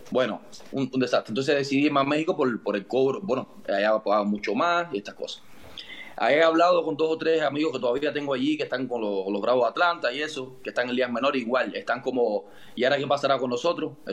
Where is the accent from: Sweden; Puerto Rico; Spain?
Spain; Madrid, Community of Madrid; Al Madrid. Sí, soy de Madrid.